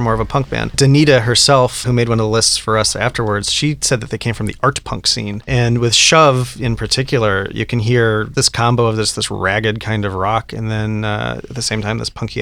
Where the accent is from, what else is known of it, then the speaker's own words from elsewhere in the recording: Colorado, United States; I grew up in Colorado